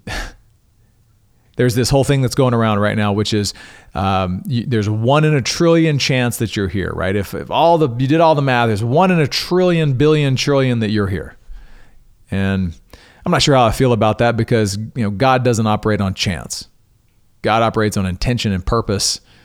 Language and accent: English; Coushatta, Louisiana, United States; my hometown of Cashata, Louisiana